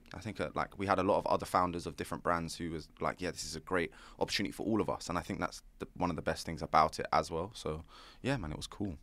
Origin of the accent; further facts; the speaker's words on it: London, United Kingdom; I'm an entrepreneur from North London